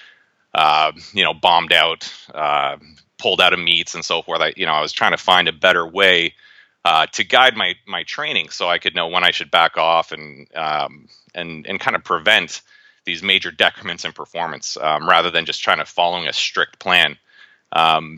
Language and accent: English; Toronto, Ontario, Canada; also born or lived in Cincinnati, Ohio, United States; I'm actually originally from Cincinnati, Ohio, but my dad's job moved us to Toronto. So I grew up in the Toronto area